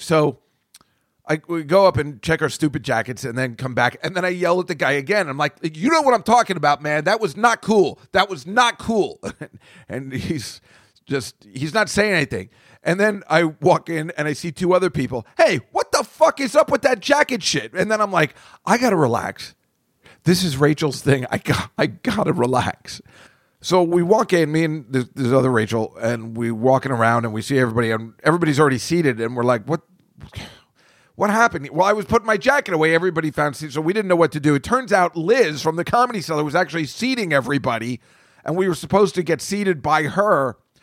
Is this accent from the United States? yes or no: yes; United States; I'm from America